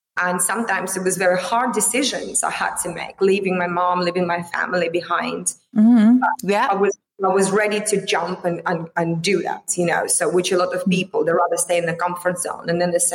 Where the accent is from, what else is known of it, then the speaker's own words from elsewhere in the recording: Vladivostok, Primorsky Krai, Russia; moved away as an adult; my hometown, Vladivostok